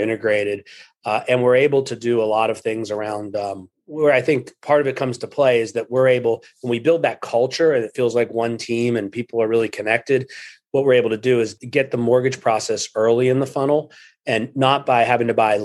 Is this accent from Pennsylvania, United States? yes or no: yes; Pittsburgh, Pennsylvania, United States; moved away as an adult; now in Cleveland, United States; I grew up in Pittsburgh and moved to Cleveland in 2003